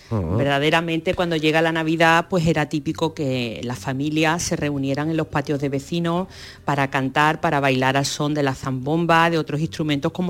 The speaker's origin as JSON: {"language": "Spanish", "town": "Málaga", "region": "Andalusia", "country": "Spain", "said": "yo soy malagueña"}